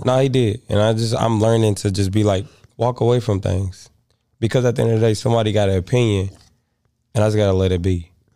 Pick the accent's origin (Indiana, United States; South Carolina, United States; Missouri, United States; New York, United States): Missouri, United States; I'm from Missouri